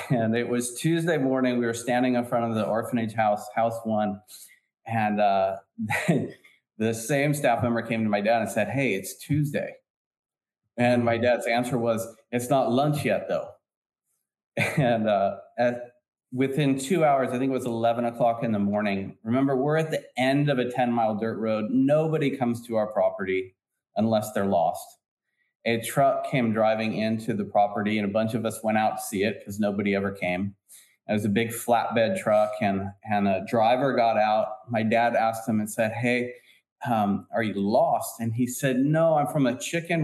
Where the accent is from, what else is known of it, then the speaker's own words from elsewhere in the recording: San Francisco Bay Area, California, United States; we're from San Francisco Bay Area